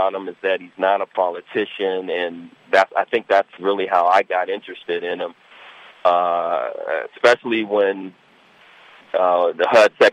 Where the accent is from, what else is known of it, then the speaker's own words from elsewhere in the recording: Washington, District of Columbia, United States; moved away as an adult; now in Sterling, United States; I'm an African-American born and raised in Washington, D.C. I live right outside of Washington, D.C. right now in Sterling, Virginia